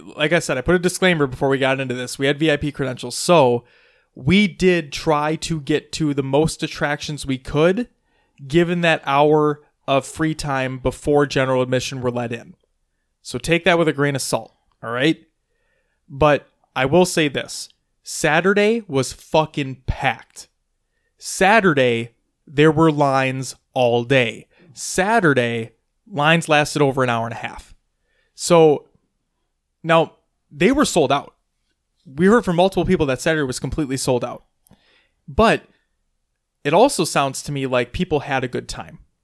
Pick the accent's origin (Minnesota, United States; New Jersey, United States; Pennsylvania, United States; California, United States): Minnesota, United States; we're from Minnesota